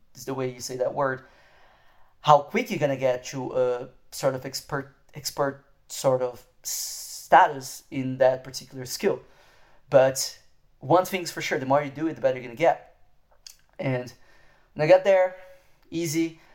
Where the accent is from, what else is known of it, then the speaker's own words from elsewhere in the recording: Brazil; moved away; I am from Brazil